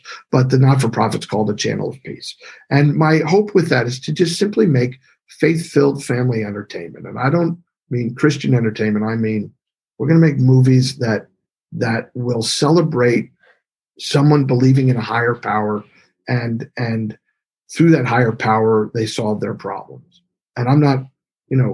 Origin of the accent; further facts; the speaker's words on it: Bethlehem, Pennsylvania, United States; moved away as an adult; now in Los Angeles, United States; I went back to my hometown, which is Bethlehem, Pennsylvania, the area that I grew up